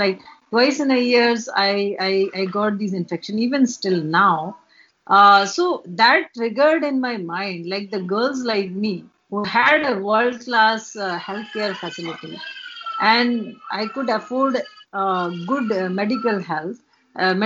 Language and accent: English; India; moved away as an adult; also born or lived in United States; I keep visiting my village twice in a year